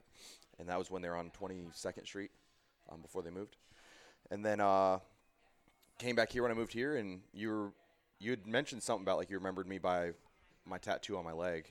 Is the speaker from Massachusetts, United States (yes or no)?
no; Boise, Idaho, United States; moved away as an adult; I'm originally from Boise, Idaho.